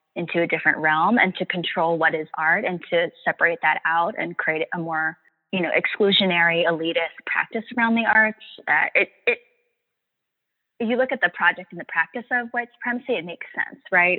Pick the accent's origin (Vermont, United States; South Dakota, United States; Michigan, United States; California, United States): California, United States; San Francisco Bay Area; I grew up on Ohlone land, the ancestral and unceded lands of the Ohlone peoples here in the San Francisco Bay Area.